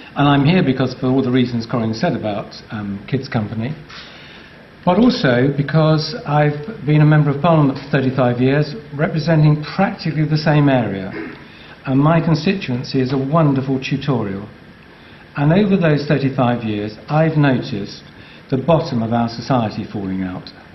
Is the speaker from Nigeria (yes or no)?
no; England, United Kingdom; I love being English